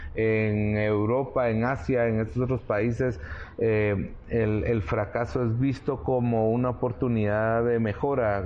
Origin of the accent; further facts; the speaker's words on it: Guatemala; los guatemaltecos, los chapines somos atrevidos